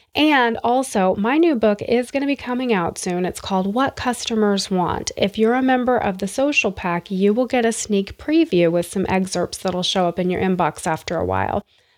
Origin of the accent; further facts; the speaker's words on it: Bowie, Maryland, United States; you may have heard on previous episodes that I call Bowie, Maryland, my hometown. I lived there for a few years. My dad was in the Navy.